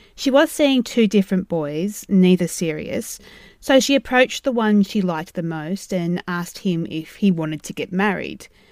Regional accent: Australia; Being Australian

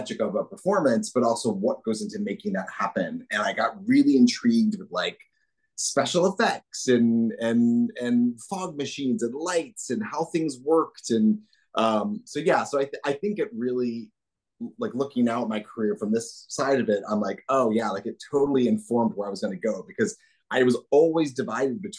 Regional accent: New Jersey, United States; I grew up I was born in New Jersey

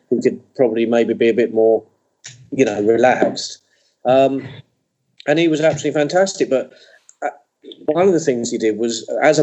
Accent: England, United Kingdom; being English

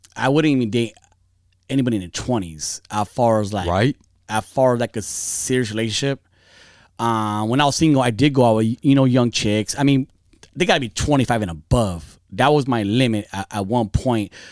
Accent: Fontana, California, United States; I grew up in Fontana, Inland Empire, San Bernardino County

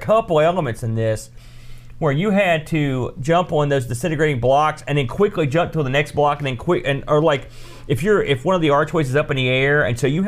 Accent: United States; I'm American

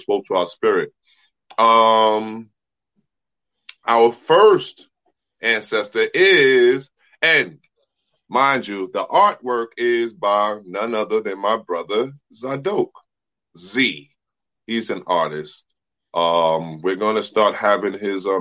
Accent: New York City, New York, United States; I was born in Brooklyn, raised in Brooklyn, New York

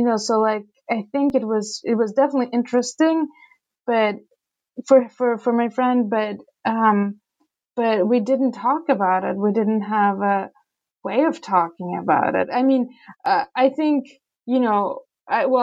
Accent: Saint Petersburg, Russia; moved away as an adult; also born or lived in Rochester, New York; now in United States; growing up in Petersburg, you know, in the 80s and 90s

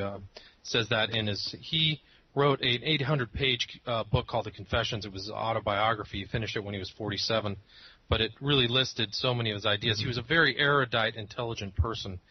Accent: Northern California, United States; I grew up in Northern California.

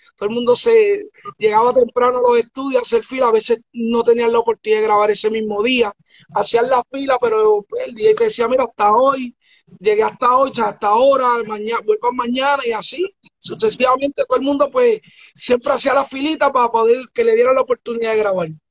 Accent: Bayamón, Puerto Rico; yo me crié en Puerto Rico.

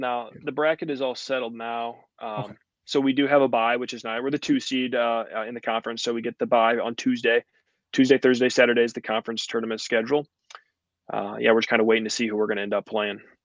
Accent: Eureka, United States; playing for Eureka, like the hometown ball

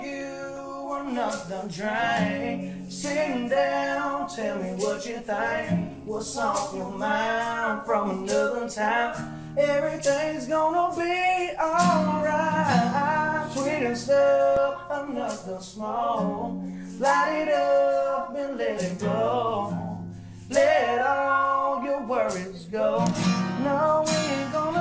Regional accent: Waco, Texas, United States; I've lived here in Waco my whole life. My whole family lives here

